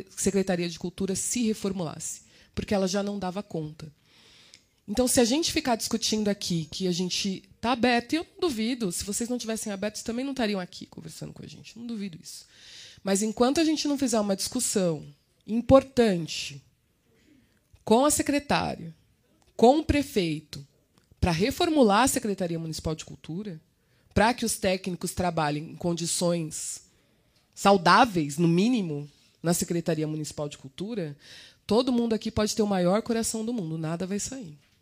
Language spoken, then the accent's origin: Portuguese; São Paulo, Brazil; eu sou de Cidade Tiradentes